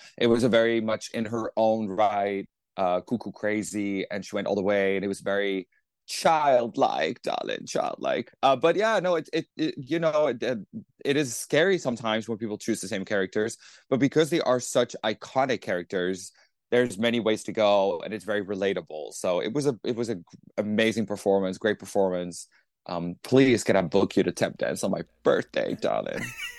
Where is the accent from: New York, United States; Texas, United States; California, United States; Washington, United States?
New York, United States; it's a it was a smart thing to think about things that are frustrating as a New Yorker, you know.